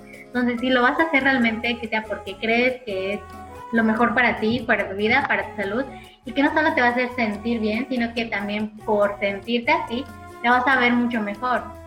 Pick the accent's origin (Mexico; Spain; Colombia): Mexico; como realmente somos los mexicanos